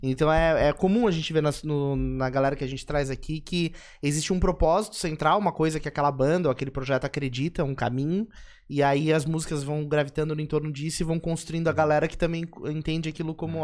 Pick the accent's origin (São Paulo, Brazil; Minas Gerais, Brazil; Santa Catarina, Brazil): Santa Catarina, Brazil; São José; eu sou de São José